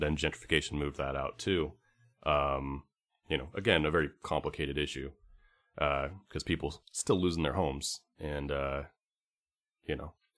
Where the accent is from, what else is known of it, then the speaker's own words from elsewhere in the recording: California, United States; I'm from California